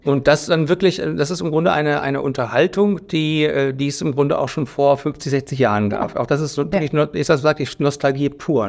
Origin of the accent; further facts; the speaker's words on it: Northern Germany, Germany; Ich bin so ein Küstenmensch, ich komme ja aus dem Norden